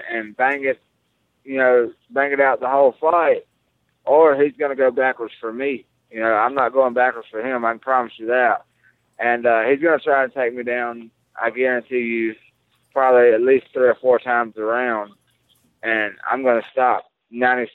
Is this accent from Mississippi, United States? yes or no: yes; Mississippi, United States; My whole entire family's going to be there.